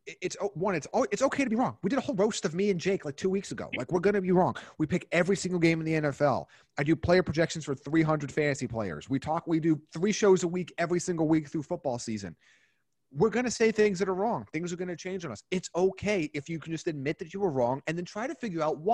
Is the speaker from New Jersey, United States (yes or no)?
no; New York, United States; I'm from New York